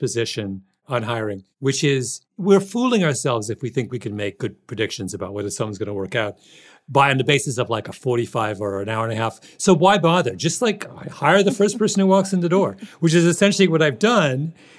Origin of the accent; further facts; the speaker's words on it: Canada; I'm Canadian.